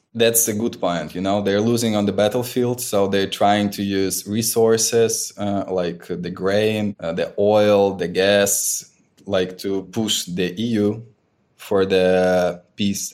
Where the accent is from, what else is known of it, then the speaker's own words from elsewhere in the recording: Ukraine; my own region and my hometown.